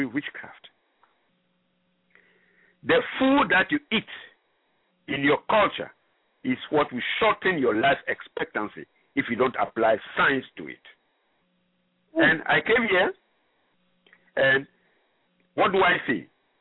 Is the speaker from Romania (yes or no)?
no; Ghana; first language French; English is a second language; moved away as an adult; also born or lived in Gabon / Cameroon; now in United States; I'm originally from Ghana, where the staple food is corn and cassava